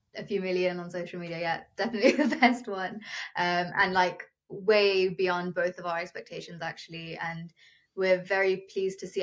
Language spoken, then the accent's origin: English; United Kingdom; first language Telugu; I was born and brought up in the UK, but my ethnic roots come from India.